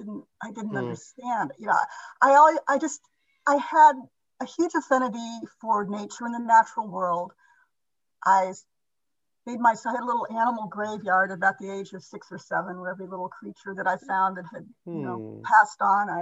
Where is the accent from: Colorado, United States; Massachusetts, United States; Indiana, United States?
Indiana, United States; I was raised in Indiana, a very, very conservative